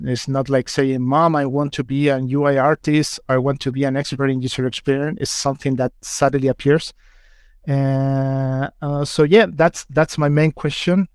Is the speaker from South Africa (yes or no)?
no; Chile; English is a second language; moved away as an adult; now in United Kingdom; I'm from Chile, so sorry if my English fails a little bit